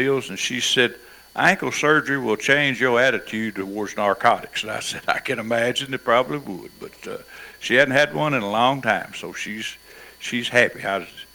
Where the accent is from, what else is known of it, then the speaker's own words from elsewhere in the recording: Kentucky, United States; moved away; This boy I grew up with up in Kentucky